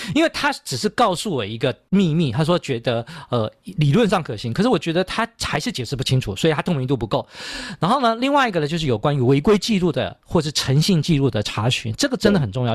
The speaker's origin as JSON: {"language": "Chinese", "country": "Taiwan", "said": "我们台湾人"}